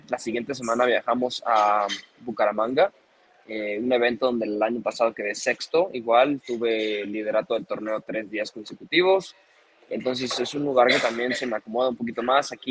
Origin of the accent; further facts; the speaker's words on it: Mexico; Me hubiera encantado haber ganado en mi país